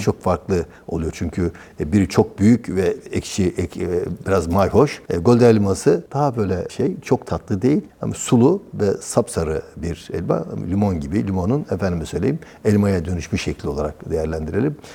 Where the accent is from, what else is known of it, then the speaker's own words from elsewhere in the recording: Geyve, Sakarya, Turkey; Geyve'liyim aynı zamanda.